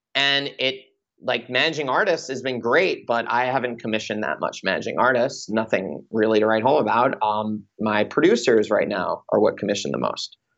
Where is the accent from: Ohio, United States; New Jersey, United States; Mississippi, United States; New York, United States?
New York, United States; Long Island; moved away as an adult; also born or lived in Michigan; now in Los Angeles, United States; I'm a kid from Long Island